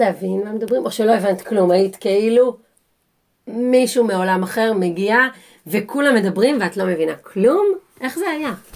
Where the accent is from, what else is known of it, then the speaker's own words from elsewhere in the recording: Israel; moved away as an adult; now in England, United Kingdom; לנו כישראלים